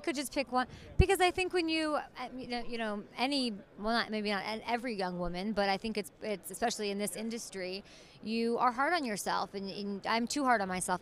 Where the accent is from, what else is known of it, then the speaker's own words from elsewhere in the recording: Chicago, Illinois, United States; I grew up in Chicago